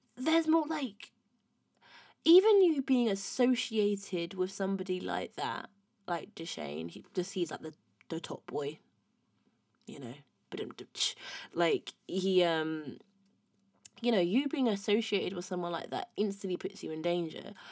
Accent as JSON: {"language": "English", "town": "Windsor", "region": "South East England", "country": "United Kingdom", "tie": "born or raised there", "said": "I'm not from London, from Windsor."}